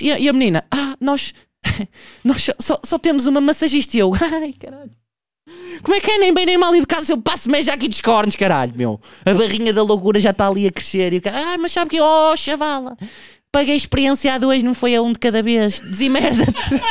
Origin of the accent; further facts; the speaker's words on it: Portugal; eu sou um produto de um meio onde eu fui criado, eu sou Tuga